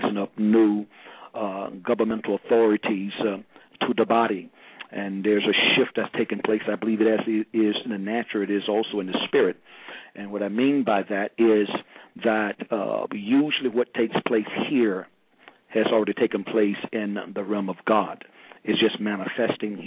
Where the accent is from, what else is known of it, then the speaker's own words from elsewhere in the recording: St. Petersburg, Florida, United States; moved away as an adult; now in Miami area, United States; I'm originally from St. Petersburg, Florida. That's the west coast of Florida, around about close to Tampa, next to Tampa and Sarasota